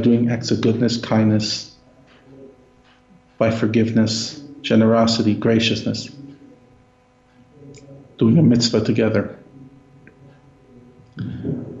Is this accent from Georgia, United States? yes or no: no; New York City, New York, United States; I grew up in Brooklyn, literally a 5-minute walk from where the Rebbe's shul was, 5 minutes from his home